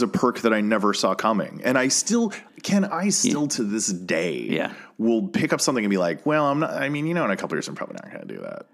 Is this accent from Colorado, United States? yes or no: yes; Colorado, United States; moved away as an adult; now in Los Angeles, United States; I have lived in Colorado growing up, and then I moved